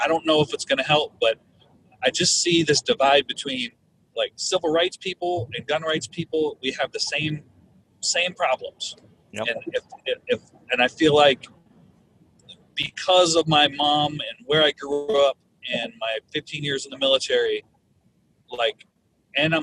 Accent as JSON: {"language": "English", "town": "Minneapolis", "region": "Minnesota", "country": "United States", "said": "I'm from Minneapolis"}